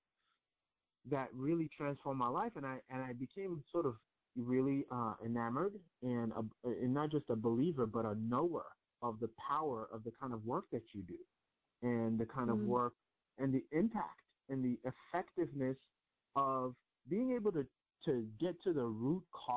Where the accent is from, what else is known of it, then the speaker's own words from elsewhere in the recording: New York, United States; My parents are from Nigeria. I grew up in New York